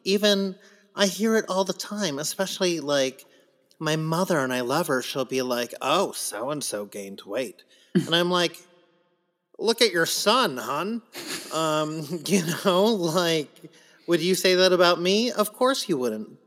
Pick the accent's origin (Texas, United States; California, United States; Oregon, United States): California, United States; San Diego; I grew up in San Diego